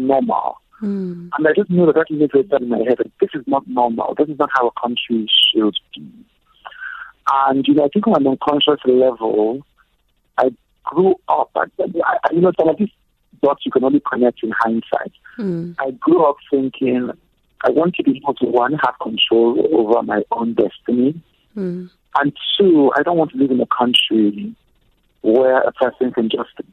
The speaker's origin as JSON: {"language": "English", "region": "Lagos", "country": "Nigeria", "tie": "born or raised there", "said": "I grew up in Lagos, Nigeria"}